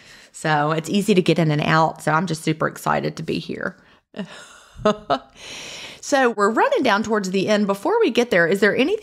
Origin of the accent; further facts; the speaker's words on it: Augusta, Georgia, United States; also born or lived in Atlanta; So like I came from Augusta, like I said, and of course we would always go through Atlanta. So I lived in Atlanta for a while, then Augusta